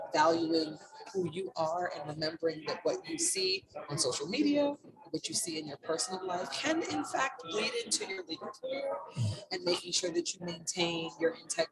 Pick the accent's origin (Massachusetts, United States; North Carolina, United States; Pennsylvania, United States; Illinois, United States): North Carolina, United States; now in New Jersey, United States; I live in the great state of New Jersey, but I am from North Carolina. I'm Southern.